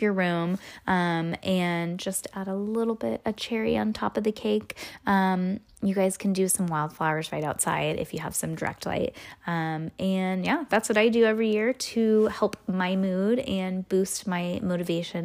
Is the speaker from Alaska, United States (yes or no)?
no; California, United States; We are from California